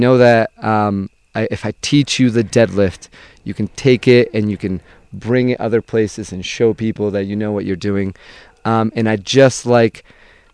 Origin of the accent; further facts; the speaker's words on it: Venezuela; also born or lived in Fall River, Massachusetts; now in Boston, United States; I was born and raised in Venezuela